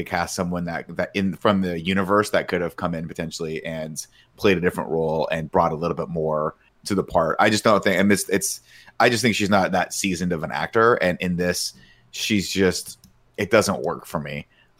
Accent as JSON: {"language": "English", "country": "United States", "said": "we're American."}